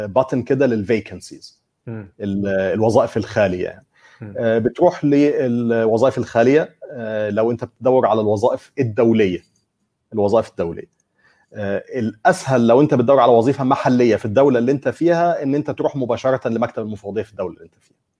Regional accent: Egypt; انا مثلا كمصري

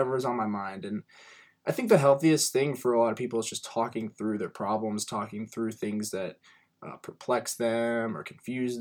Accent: Cincinnati, Ohio, United States; I'm from Cincinnati, Ohio.

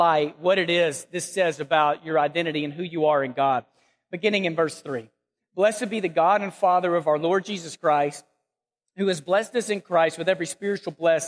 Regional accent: Texas, United States; moved away as an adult; now in Memphis, United States; we were born and raised in Texas. We love Texas. I love the Dallas-Fort Worth area

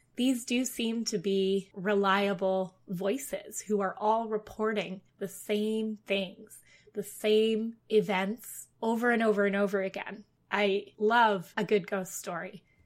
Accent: Ottawa, Ontario, Canada; moved away; I'm from Ottawa, the capital of Canada

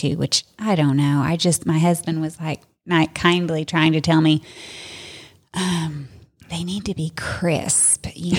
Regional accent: the South, United States; I'm from the South

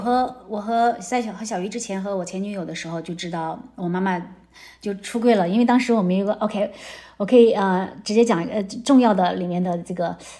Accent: China; moved away as an adult; also born or lived in Chengdu / Silicon Valley; now in United States; 我是中国人

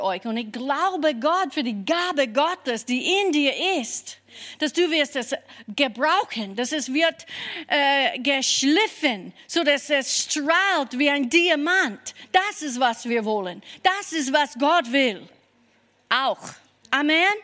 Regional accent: Kentucky, United States; German is a second language; now in Germany; ich komme aus Kentucky und ich habe nicht viel an mich selber geglaubt, ja.

